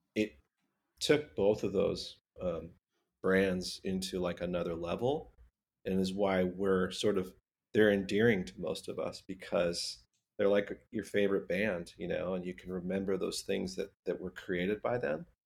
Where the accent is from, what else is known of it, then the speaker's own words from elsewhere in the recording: Southern California, United States; growing up in Southern California